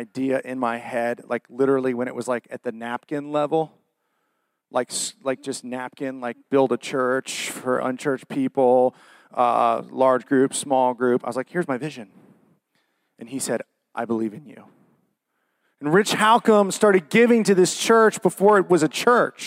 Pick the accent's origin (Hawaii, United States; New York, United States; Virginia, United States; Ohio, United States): Ohio, United States; Worthington; also born or lived in Dublin, Ohio; I'm from Worthington and grew up just on the edge of Worthington and Dublin.